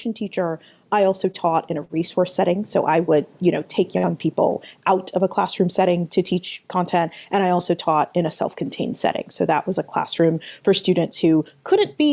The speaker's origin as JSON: {"language": "English", "town": "Atlanta", "region": "Georgia", "country": "United States", "tie": "born or raised there", "said": "I started my career as a special education teacher in my hometown of Atlanta"}